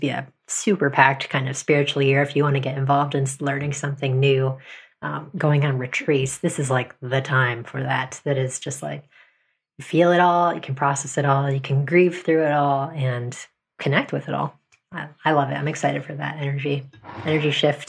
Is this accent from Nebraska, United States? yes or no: no; New Jersey, United States; now in New York City, United States; We grew up in New Jersey